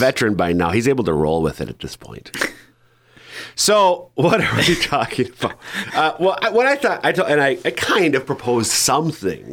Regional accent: Minnesota, United States; now in South Dakota, United States; my home parish in Minnesota

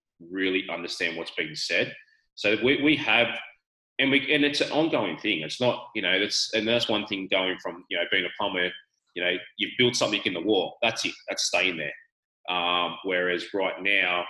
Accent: Australia; accent: Australian; I'm speaking Australian

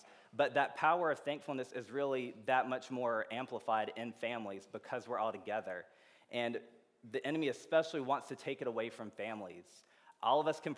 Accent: Georgia, United States; also born or lived in Indiana; now in Champaign, United States; I'm from Georgia originally

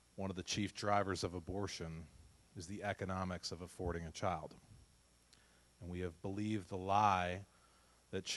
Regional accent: New England, United States; So we're from New England.

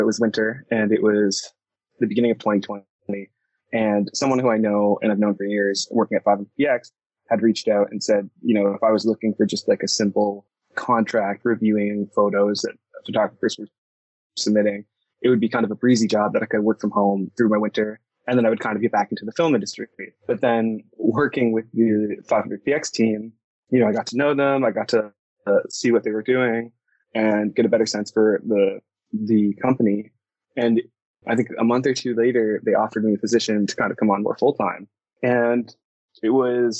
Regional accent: Toronto, Ontario, Canada; I'm from Toronto, Canada

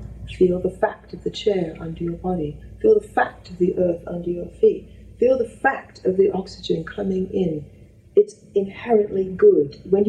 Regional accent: Australia; moved away; I've realized how much fear I had that came from the cult of being Australian.

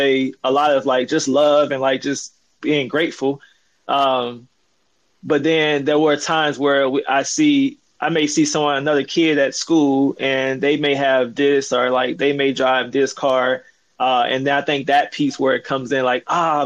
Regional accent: Mississippi, United States; I grew up in Mississippi

